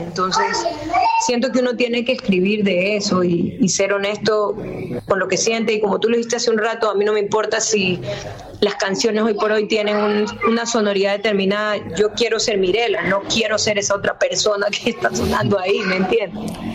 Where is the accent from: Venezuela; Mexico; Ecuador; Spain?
Ecuador; Guayaquil, Guayas; yo nací en Guayaquil